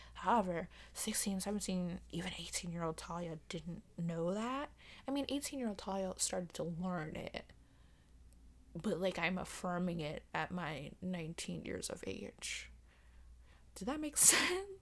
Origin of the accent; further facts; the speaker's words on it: United States; as an American